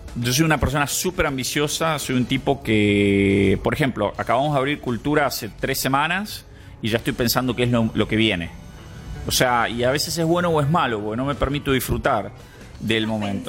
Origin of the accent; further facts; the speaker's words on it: Buenos Aires, Argentina; moved away as an adult; now in Costa Rica; soy de Buenos Aires